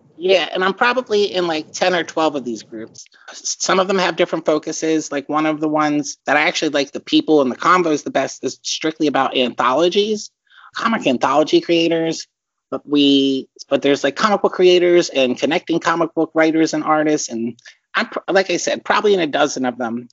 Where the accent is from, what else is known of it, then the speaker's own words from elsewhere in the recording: Philadelphia, Pennsylvania, United States; moved away as an adult; also born or lived in Perth Amboy, New Jersey; I was born in um, Perth Amboy, New Jersey. It's a stone's throw away from Staten Island. So, and then I grew up in the suburbs of Philadelphia.